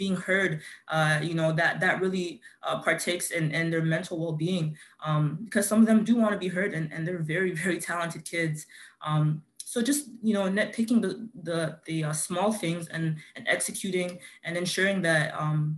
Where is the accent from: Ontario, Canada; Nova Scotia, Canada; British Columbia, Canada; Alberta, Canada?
Ontario, Canada; Toronto; I grew up in Scarborough, Melbourne